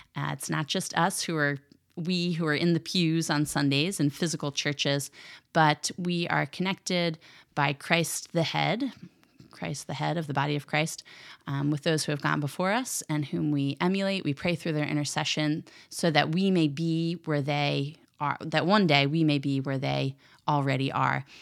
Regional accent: Philadelphia, Pennsylvania, United States; I'm from the Philadelphia area

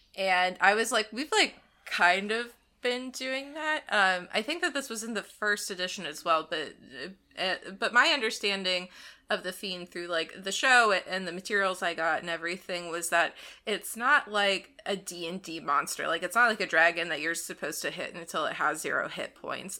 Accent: Ohio, United States; growing up in Ohio

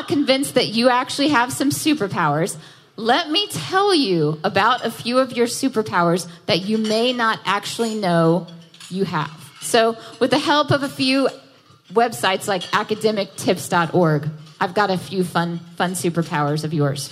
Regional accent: Jackson, Mississippi, United States; moved away as an adult; also born or lived in Nashville, Tennessee; now in New York City, United States; I was born and raised in Jackson, Mississippi. I moved to Nashville for college, And I lived there for a long time. And last year, I decided it was time to move to New York City.

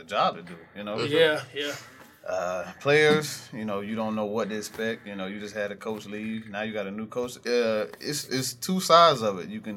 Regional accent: Camden, South Carolina, United States; I'm from Camden.

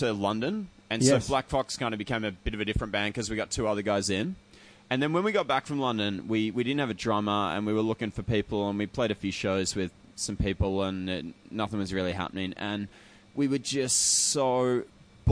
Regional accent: Frankston, Victoria, Australia; I'm from Frankston

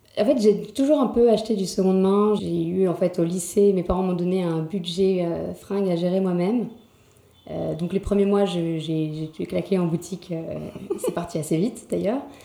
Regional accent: Paris, Île-de-France, France; je suis née à Paris, j'ai toujours euh, quasiment toujours vécu à Paris

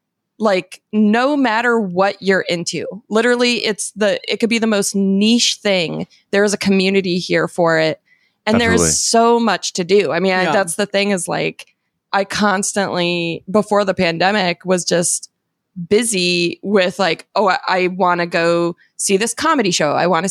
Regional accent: Arizona, United States; now in Los Angeles, United States; I was growing up in Arizona, LA was like the big city that we would come to see bands and stuff.

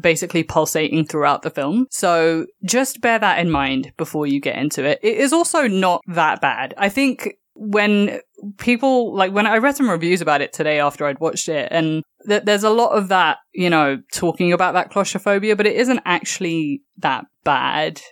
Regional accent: London, United Kingdom; moved away as an adult; now in New York, United States; me being a Londoner

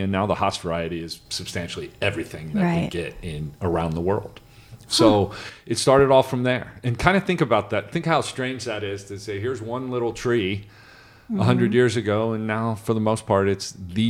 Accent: Cincinnati, Ohio, United States; So I grew up in Cincinnati, Ohio.

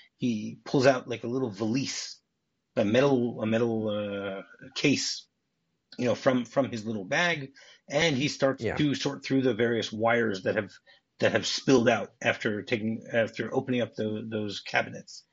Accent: Detroit, Michigan, United States; I grew up in Detroit, you know, Michigan Bell

